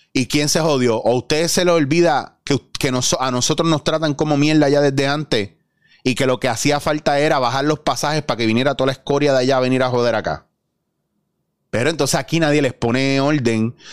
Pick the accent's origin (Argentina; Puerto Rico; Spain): Puerto Rico; nosotros como puertorriqueños